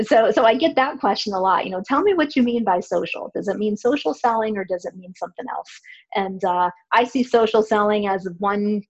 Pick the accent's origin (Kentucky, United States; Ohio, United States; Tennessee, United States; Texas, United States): Ohio, United States; Cleveland; now in Columbus, United States; I grew up in Cleveland and I still have family there